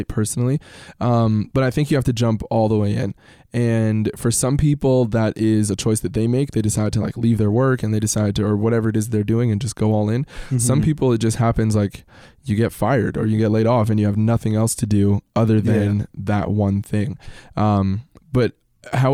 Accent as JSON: {"language": "English", "country": "United States", "tie": "born or raised there", "said": "my sister and I were born here in the States"}